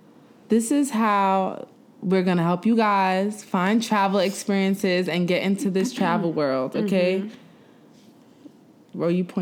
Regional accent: New York City, New York, United States; I'm from Brooklyn.

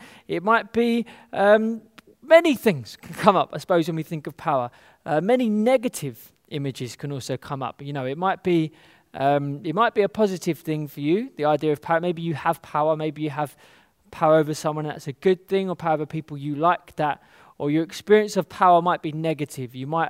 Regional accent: London, United Kingdom; particularly where I'm growing up in the West, in London, being subject to something is seen as a lack of power.

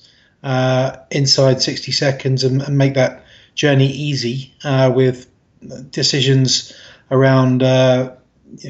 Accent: London, United Kingdom; I'm from London originally

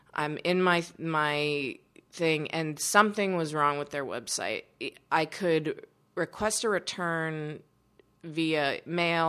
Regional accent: Pittsburgh, Pennsylvania, United States; I grew up in Pittsburgh

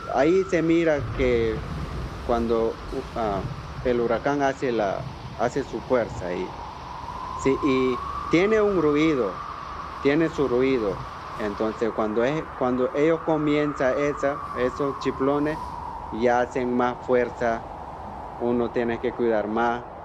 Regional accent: Nicaragua; first language Miskito; Spanish is a second language; Yo soy de comunidad de Cruquira, yo soy etnia misquito y vivo en Cruquira

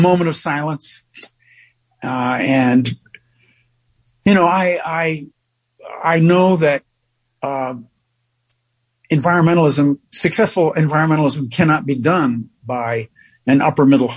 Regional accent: New York, United States; being a New Yorker

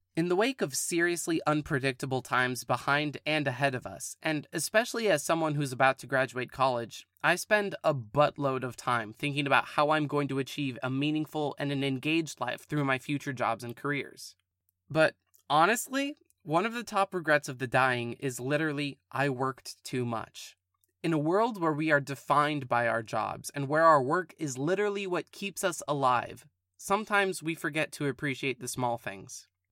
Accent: California, United States; Born and raised in California

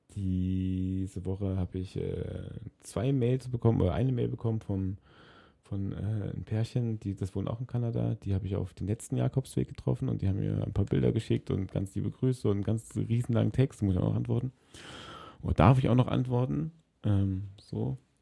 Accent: Berlin, Germany; In Berlin, in meiner Heimatstadt

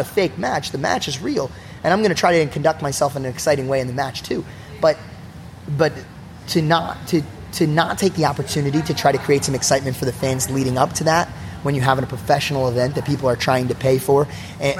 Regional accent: New Jersey, United States; growing up in New Jersey

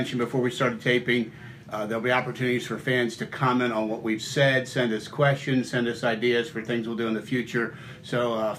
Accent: Baltimore, Maryland, United States; also born or lived in Frederick / Richmond; I grew up in Baltimore.

